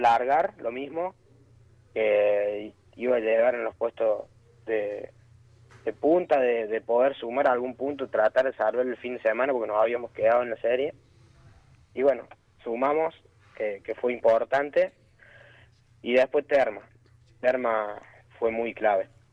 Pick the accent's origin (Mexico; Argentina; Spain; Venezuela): Argentina; Colazo, Córdoba; los dos somos de Colazo, Córdoba